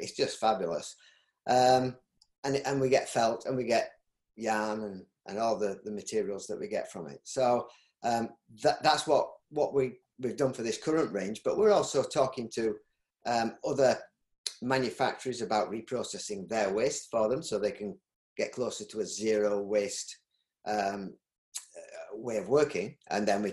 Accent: Yorkshire and the Humber, United Kingdom; accent: Yorkshire; my Yorkshire accent

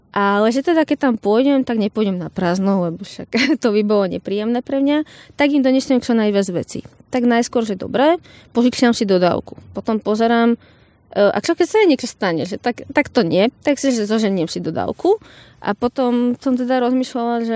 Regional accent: Slovakia; ja som Slovenka, prišla som tu za vami

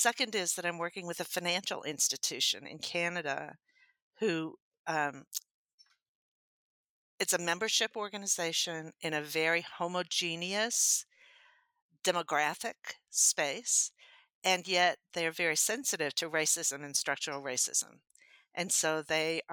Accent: Happy, Texas, United States; I was born in Happy, Texas.

